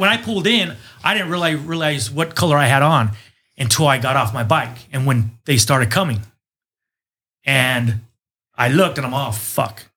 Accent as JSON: {"language": "English", "country": "United States", "tie": "born or raised there", "said": "I grew up in Nassau City, so I've been around the Mexican culture for quite a bit"}